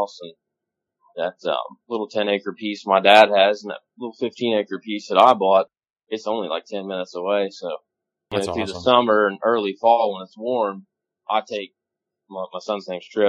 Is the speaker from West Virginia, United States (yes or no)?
yes; New Martinsville, West Virginia, United States; moved away as an adult; now in Ohio, United States; I live in Ohio now, but I grew up hunting in West Virginia.